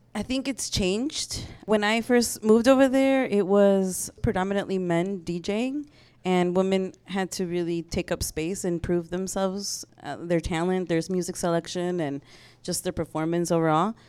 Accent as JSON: {"language": "English", "town": "Chicago", "region": "Illinois", "country": "United States", "tie": "born or raised there", "also_born_or_lived": "Mexico City", "moved": "as an adult", "said": "I was from Chicago"}